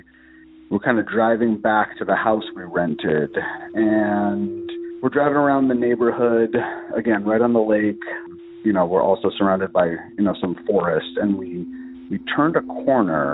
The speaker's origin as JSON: {"language": "English", "area": "Loudoun County", "region": "Northern Virginia", "country": "United States", "said": "I'm from Northern Virginia, Loudoun County, which is a DC suburb"}